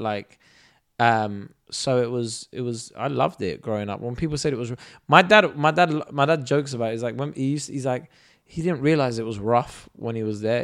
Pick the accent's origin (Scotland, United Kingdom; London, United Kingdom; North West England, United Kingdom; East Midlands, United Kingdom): London, United Kingdom; also born or lived in Kurdistan; we lived in Brixton and we moved to Streatham